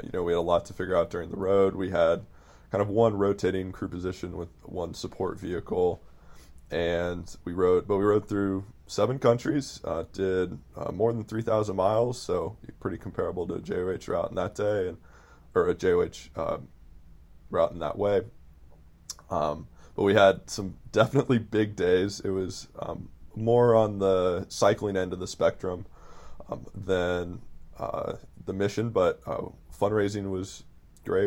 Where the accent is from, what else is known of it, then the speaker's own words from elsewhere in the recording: Midwest, United States; I'm from the Midwest